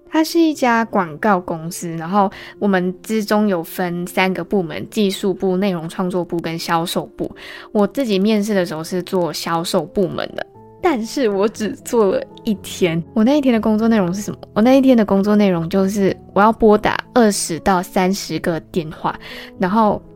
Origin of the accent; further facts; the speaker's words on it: Malaysia; also born or lived in Taiwan; 我们马来西亚人所知道的 part-time